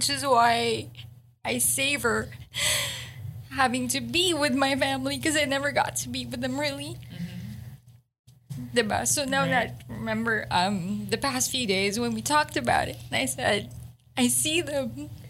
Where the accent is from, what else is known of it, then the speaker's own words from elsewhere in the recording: Manila, Metro Manila, Philippines; moved away; Kasi I grew up here in Manila, the city.